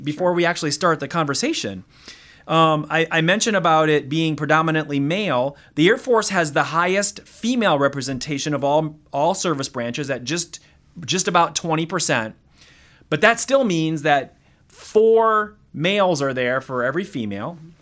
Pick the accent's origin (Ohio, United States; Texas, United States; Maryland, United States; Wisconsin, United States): Wisconsin, United States; moved away as an adult; a kid from Wisconsin